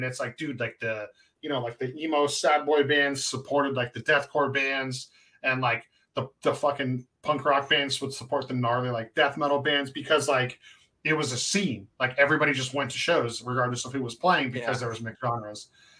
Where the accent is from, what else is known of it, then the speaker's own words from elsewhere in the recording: West Coast, United States; because I grew up in the West Coast metalcore scene